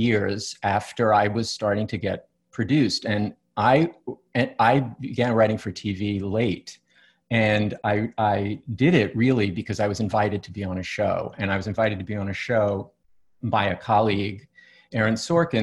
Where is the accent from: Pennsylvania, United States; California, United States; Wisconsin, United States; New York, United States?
New York, United States; I grew up in New York and I went to plays in New York